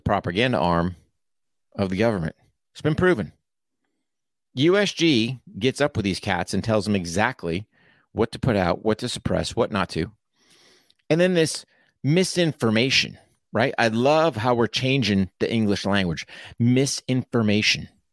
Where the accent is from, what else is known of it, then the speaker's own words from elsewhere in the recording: United States; I'm an American